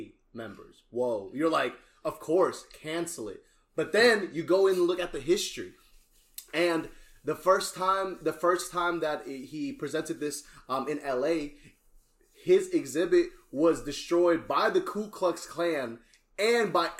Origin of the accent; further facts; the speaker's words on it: Cimahi, West Java, Indonesia; now in Houston, United States; I'm from Indonesia, bro. Representing Cimahi